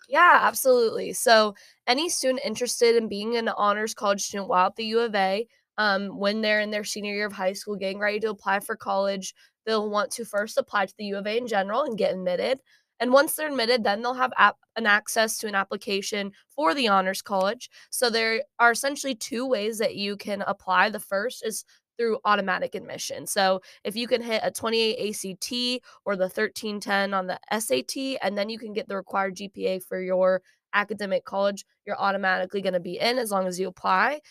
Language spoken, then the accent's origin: English; Shawnee, Kansas, United States; moved away as an adult; now in Fayetteville, United States; I'm from Shawnee, Kansas